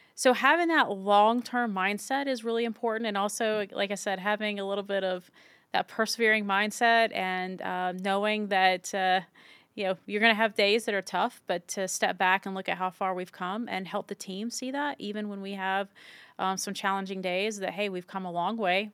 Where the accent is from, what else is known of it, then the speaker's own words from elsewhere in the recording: Virginia, United States; moved away as an adult; also born or lived in Utah; my hometown in virginia and the east coast where i'd grown up